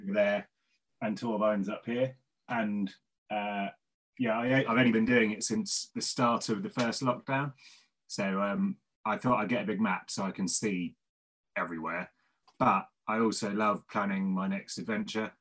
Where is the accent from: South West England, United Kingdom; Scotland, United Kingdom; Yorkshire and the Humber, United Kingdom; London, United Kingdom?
South West England, United Kingdom; Devon; now in Cardiff, United Kingdom; I'm from Devon originally